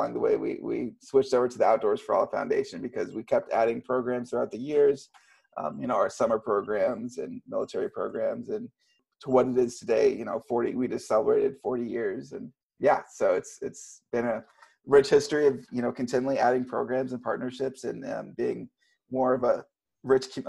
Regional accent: Texas, United States; moved away as an adult; also born or lived in Colorado / Steamboat Springs, Colorado; now in Seattle, United States; growing up in Texas

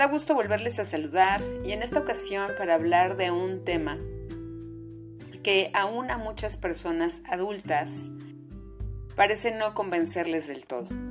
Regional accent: Mexico; soy psicoterapeuta mexicana

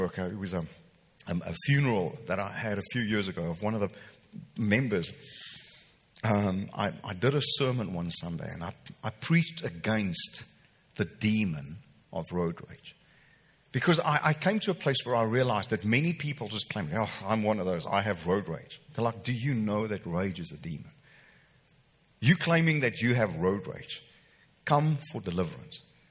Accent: Welkom, Free State, South Africa; moved away; I grew up in Welkom.

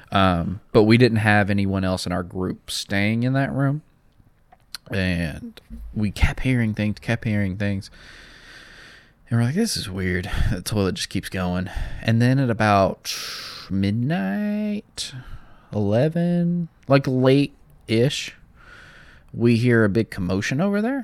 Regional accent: the South, United States; I'm from the South

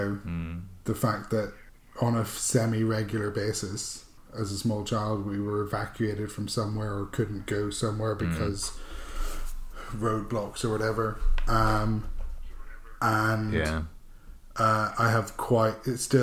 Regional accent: Northern Ireland, United Kingdom; moved away as an adult; now in London, United Kingdom; growing up in Northern Ireland during the Troubles

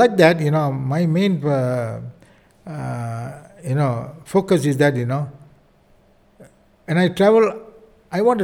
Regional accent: India; I'm an Indian

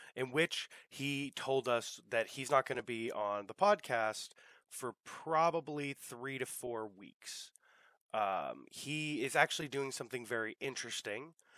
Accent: United States; growing up in America

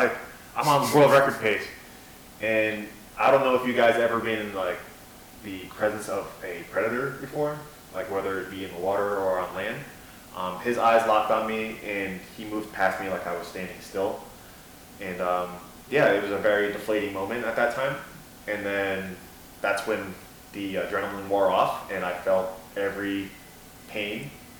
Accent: New York, United States; now in Florida, United States; I'm from Florida, like, originally from New York

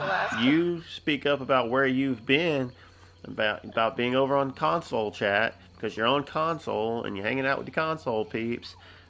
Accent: Tennessee, United States; I'm from Tennessee.

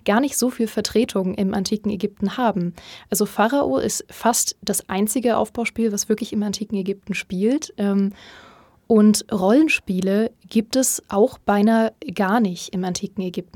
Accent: Berlin, Germany; damals noch in Berlin, wo ich herkomme

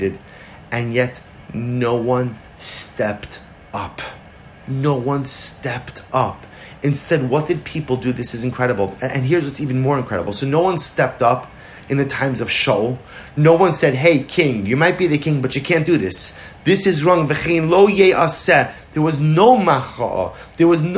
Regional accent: New York, United States; now in Baltimore, United States; I'm from New York originally

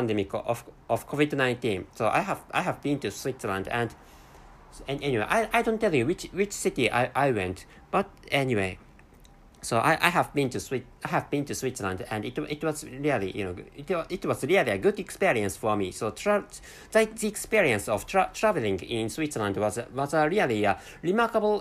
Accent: Japan; accent: Japanese; first language Japanese; English is a second language; my mother tongue is Japanese language

